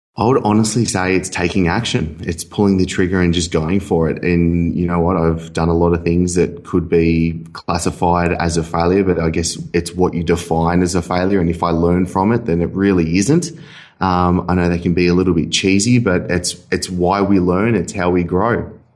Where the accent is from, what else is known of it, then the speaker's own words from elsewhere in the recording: Sydney, New South Wales, Australia; moved away as an adult; also born or lived in Dubai; now in Bali, Indonesia; I was from Sydney. I moved to Dubai, lived in Dubai for a year and a half